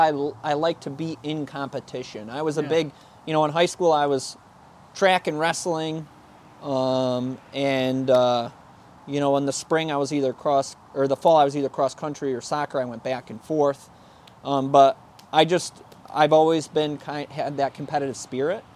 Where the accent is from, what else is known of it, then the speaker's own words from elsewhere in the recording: Palmyra, New York, United States; now in Rochester, United States; I grew up in Palmyra, kind of on the Madison and Palmyra border